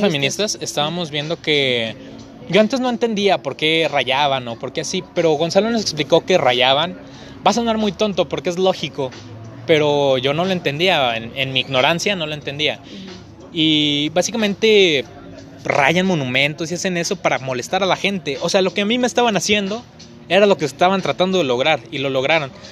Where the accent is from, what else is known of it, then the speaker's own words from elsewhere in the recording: Mexico; yo como mexicano amo mi país y yo quiero crecer en mi país.